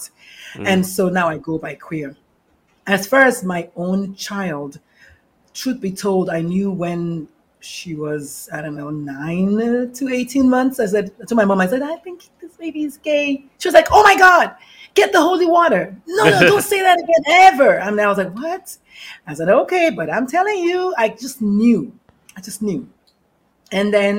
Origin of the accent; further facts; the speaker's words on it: Nigeria; moved away; also born or lived in northern Nigeria; I'm the Nigerian-born Catholic mother of a transgender adult